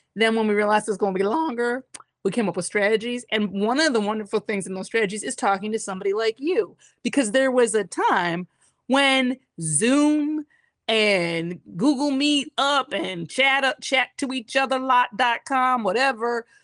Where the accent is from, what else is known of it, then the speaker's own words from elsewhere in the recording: Detroit, Michigan, United States; also born or lived in Massachusetts; i uh, was born in massachusetts but i grew up in detroit